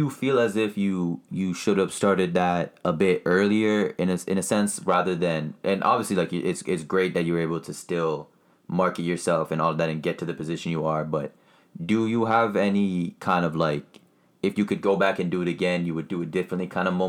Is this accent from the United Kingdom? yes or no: no; Canada; because I know for a fact, as a Canadian, to be able to kind of figure out your way and figure out the process